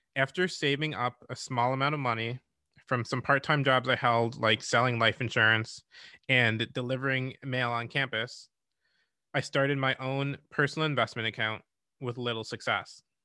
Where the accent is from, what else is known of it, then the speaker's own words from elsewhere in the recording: Rochester, New York, United States; I grew up in Rochester, New York